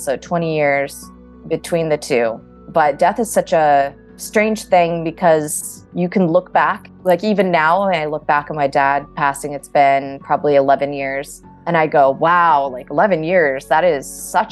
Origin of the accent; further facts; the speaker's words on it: Southern California, United States; I am originally from Southern California.